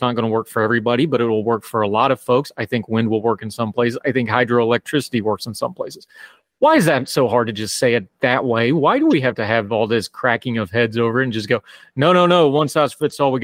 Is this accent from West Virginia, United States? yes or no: yes; central West Virginia, United States; my hometown has a hydroelectric plant, but that's because it has a Corps of Engineer-controlled lake